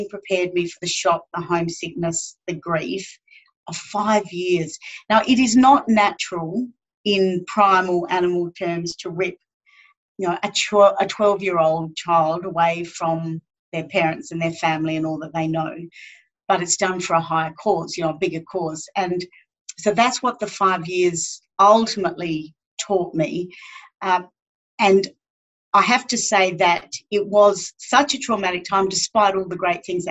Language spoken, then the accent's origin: English; Northern Territory, Australia; growing up here in Central Australia